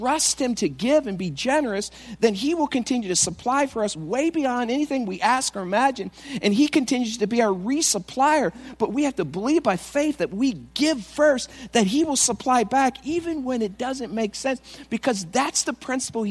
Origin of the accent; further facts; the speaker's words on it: East Coast, United States; now in Goshen, United States; I'm from the East Coast